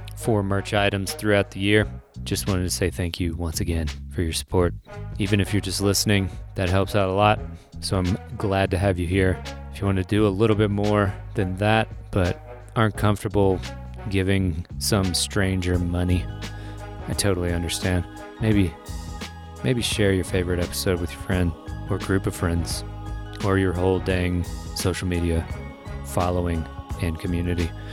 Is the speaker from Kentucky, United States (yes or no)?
yes; Lexington, Kentucky, United States; I grew up in Kentucky, in the middle of Kentucky.